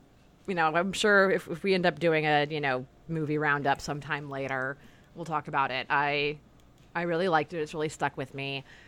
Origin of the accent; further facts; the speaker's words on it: California, United States; born and raised in California